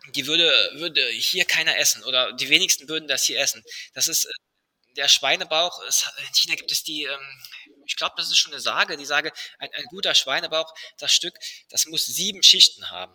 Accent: Germany; bei uns in Deutschland

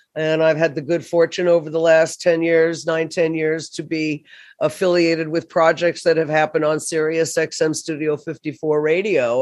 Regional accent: Florida, United States; moved away as an adult; also born or lived in New York City; to New York City from my hometown in Florida

